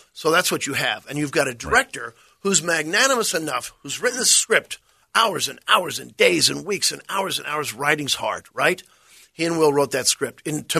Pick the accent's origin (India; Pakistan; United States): United States; Missouri; because I'm from Missouri.